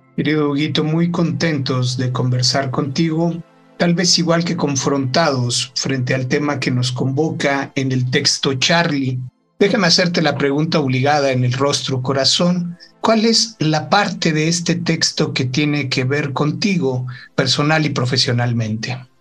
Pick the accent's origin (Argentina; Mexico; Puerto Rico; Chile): Mexico; cuando fui a trabajar a la comarca lagunera, en Torreón, el tema de la delincuencia organizada estaba en su momento más álgido en mi país.